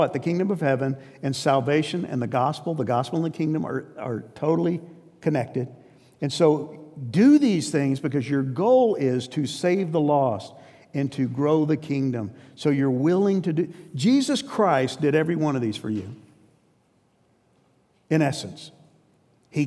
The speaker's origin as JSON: {"language": "English", "region": "New York", "country": "United States", "tie": "born or raised there", "said": "I grew up in New York, and New York is not a friendly place. I was a transplant, but I was transplanted at 4."}